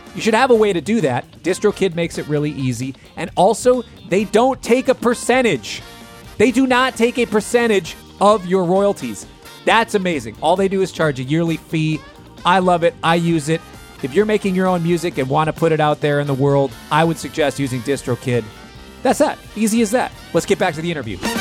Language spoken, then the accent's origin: English; Minnesota, United States; I grew up in Minnesota